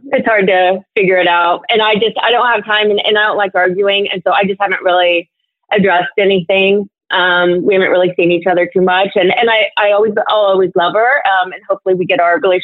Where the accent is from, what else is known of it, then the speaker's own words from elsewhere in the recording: Indiana, United States; moved away; I was raised in Indiana